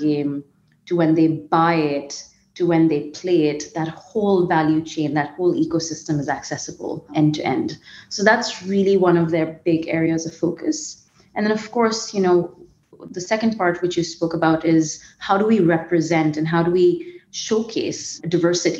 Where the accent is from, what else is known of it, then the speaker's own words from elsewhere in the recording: India; moved away as an adult; also born or lived in Bombay; I'm originally from India